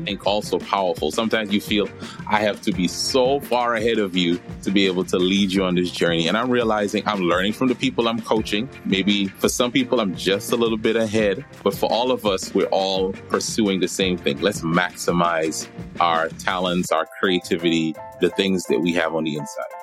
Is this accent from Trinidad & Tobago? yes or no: yes; Trinidad & Tobago; moved away as an adult; also born or lived in New York; my story starts in New York, but really I grew up in Trinidad.